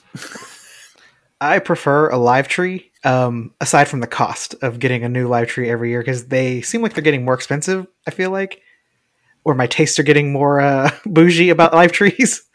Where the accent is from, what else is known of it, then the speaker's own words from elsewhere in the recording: Texas, United States; we grew up in Texas